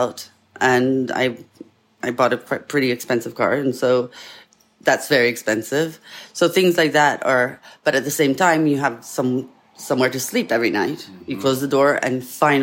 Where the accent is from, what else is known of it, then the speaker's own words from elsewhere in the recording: Italy; now in Pasadena, United States; I grew up in Italy, so I'm very feisty